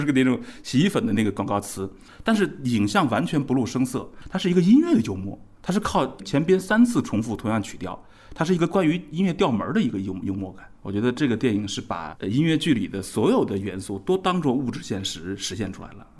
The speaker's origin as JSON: {"language": "Chinese", "country": "China", "said": "我们中国人"}